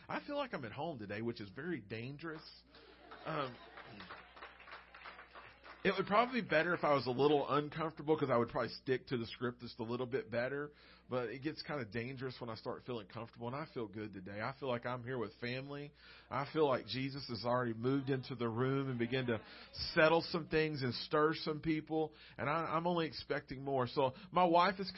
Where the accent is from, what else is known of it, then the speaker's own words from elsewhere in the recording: Arkansas Delta, United States; I grew up in the great state of Arkansas, in the Delta, the east side, where it's all farmland